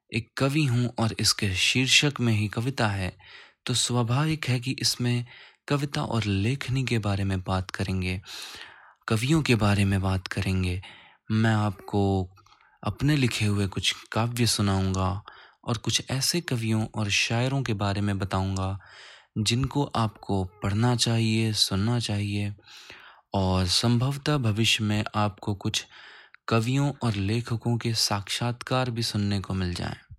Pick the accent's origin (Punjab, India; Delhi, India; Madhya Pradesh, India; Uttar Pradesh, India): Uttar Pradesh, India; now in Gurugram, India; मैं उत्तर प्रदेश का मूल निवासी हूँ और इस समय गुरुग्राम हरियाणा में कार्यरत हूँ